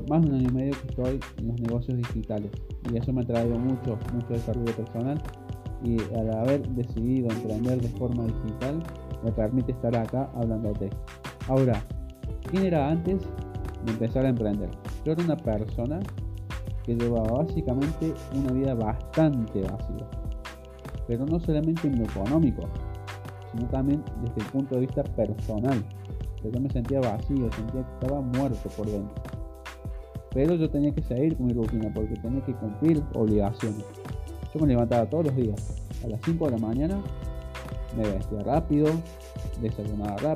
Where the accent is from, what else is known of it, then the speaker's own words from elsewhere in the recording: Córdoba, Argentina; yo soy de Córdoba, Argentina, tengo actualmente 28 años